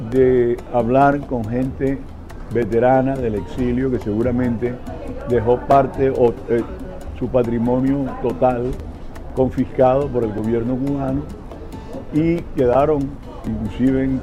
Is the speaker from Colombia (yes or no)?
yes; Caribbean Region, Colombia; Colombia, del Caribe, de la parte colombiana